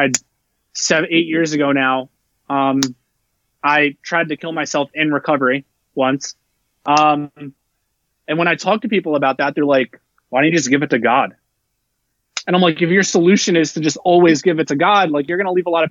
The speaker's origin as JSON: {"language": "English", "region": "New Jersey", "country": "United States", "tie": "born or raised there", "moved": "yes", "lives_now": "Texas, United States", "said": "I grew up in New Jersey and I grew up in a melting pot"}